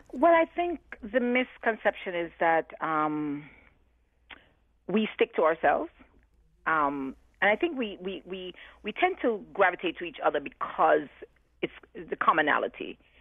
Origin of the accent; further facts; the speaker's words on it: Jamaica; now in New Haven, United States; for me in New Haven, before I'm known as a Jamaican